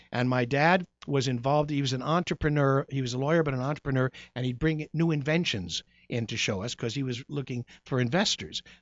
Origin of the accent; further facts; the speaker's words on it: Goshen, Indiana, United States; I was born in Goshen, Indiana, uh, of Amish Irish ancestry